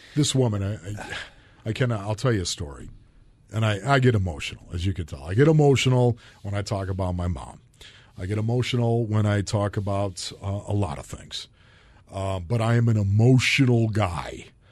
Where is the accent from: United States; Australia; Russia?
United States; Orchard Park, New York; moved away; I grew up in Orchard Park, New York